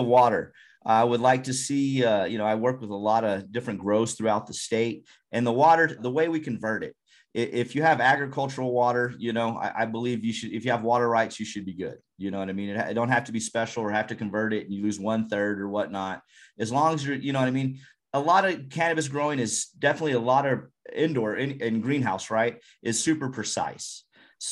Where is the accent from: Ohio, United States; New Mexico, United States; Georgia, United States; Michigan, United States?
New Mexico, United States; Eddy County; I grew up in Eddy County, very conservative